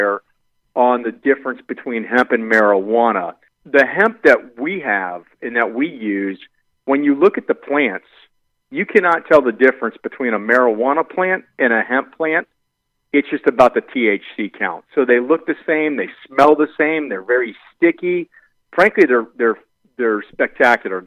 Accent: Miami, Florida, United States; I'm originally from Miami, Florida, where my partner, Kyle Chong, we grew up together.

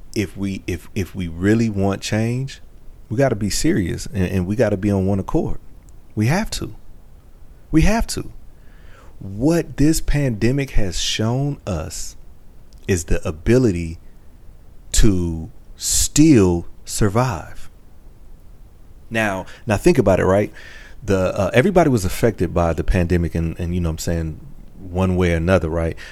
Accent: Michigan, United States; I'm from Michigan

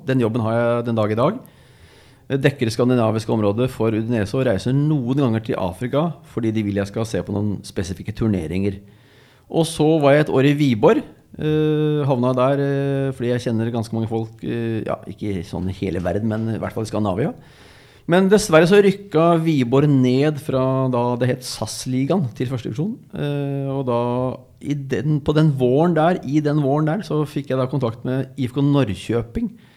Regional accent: Oslo, Norway; jeg er fra Kjelsås egentlig

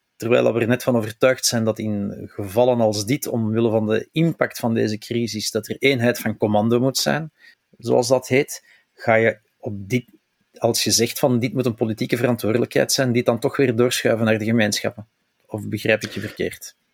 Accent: Flemings, Flanders, Belgium; als Vlamingen

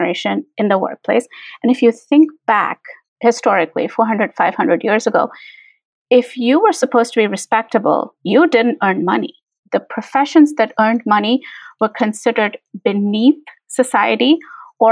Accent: India; now in Chicago, United States; culturally, I'm from India

